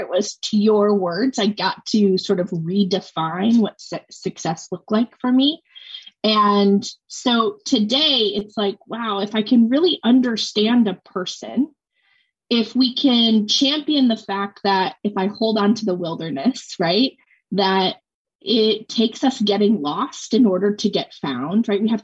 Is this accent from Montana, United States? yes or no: yes; Montana, United States; moved away; So I'm from Montana originally.